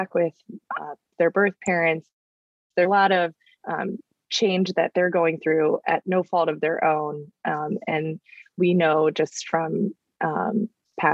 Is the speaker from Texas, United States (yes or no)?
no; Northeast Ohio, United States; moved away; growing up in Northeast Ohio, the Midwest